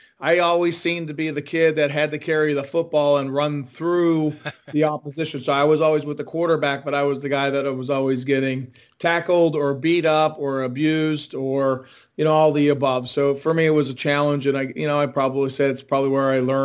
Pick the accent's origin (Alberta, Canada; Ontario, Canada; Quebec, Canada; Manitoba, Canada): Manitoba, Canada; Winnipeg; moved away; growing up in Winnipeg